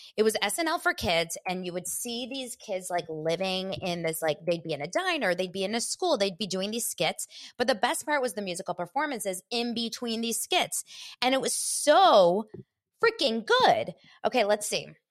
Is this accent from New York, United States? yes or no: no; Los Angeles, California, United States; grew up here in Los Angeles